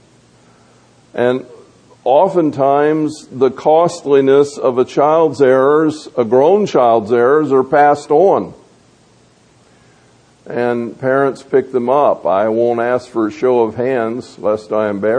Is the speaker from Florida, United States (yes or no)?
yes; Tampa, Florida, United States; the home that I grew up in over in Tampa